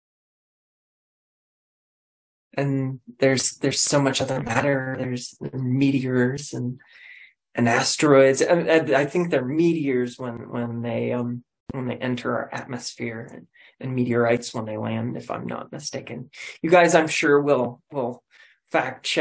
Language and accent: English; Colorado, United States; I'm from Colorado. I'm a Colorado native